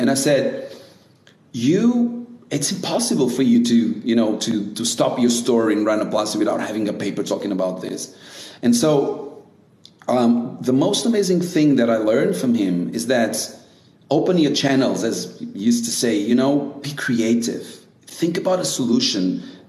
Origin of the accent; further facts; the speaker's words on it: Brazil; So I used to do it when I came from Brazil.